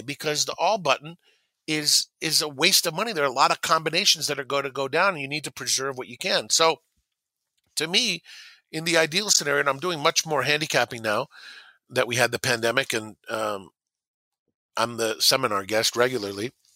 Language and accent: English; Southern California, United States; I grew up in Southern California listening to race calls